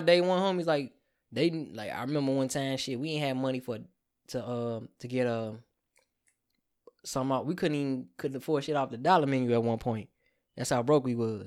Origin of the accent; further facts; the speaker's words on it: Calumet City, Illinois, United States; I'm from Chicago land